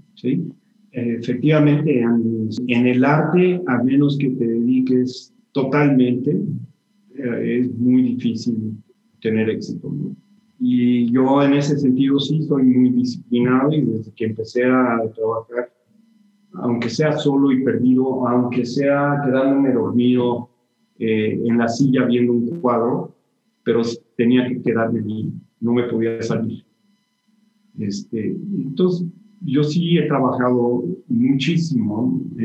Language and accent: Spanish; Mexico; moved away as an adult; also born or lived in Barcelona / New York; siempre quise regresar a México de una manera un poco más permanente